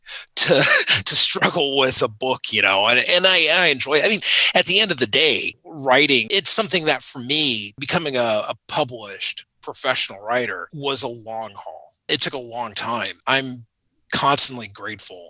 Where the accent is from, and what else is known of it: United States; born or raised there; also born or lived in Panama; now in Northern Virginia, United States